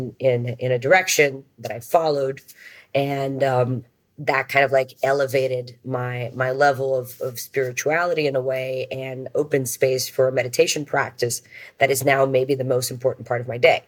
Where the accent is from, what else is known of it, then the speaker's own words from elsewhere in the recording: Brazil; I'm from Brazil